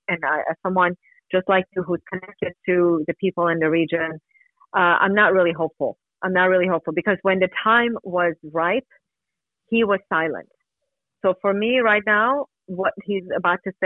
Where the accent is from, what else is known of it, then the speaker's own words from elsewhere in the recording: Iran; moved away; I grew up in Iran, yes.